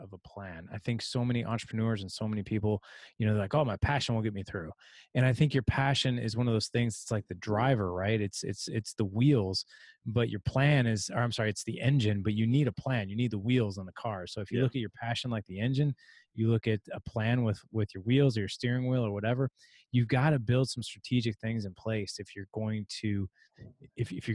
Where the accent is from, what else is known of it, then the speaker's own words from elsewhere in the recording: St. Louis, Missouri, United States; I'm from St. Louis